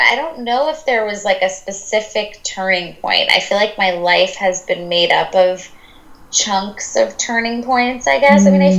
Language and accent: English; India; And, I'm Indian and I grew up in a home where everything, my parents are the most amazing